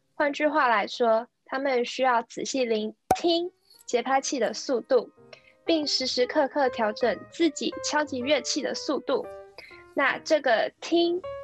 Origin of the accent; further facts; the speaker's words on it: Kaohsiung, Taiwan; now in Canada; 我是在加拿大的台湾高雄人